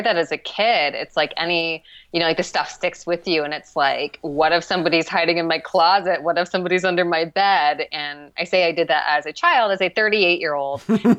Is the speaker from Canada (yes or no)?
no; Midwest, United States; I think like Idaho, or I'm from the Midwest. I should know this, but like one of the Midwestern states